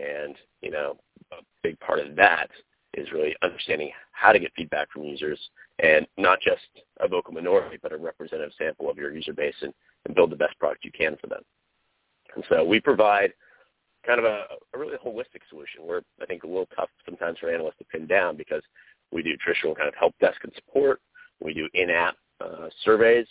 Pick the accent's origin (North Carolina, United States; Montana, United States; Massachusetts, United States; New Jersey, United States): North Carolina, United States; moved away; I am from the East Coast, from North Carolina, which is actually where I'm talking to you from now, because it's the holidays.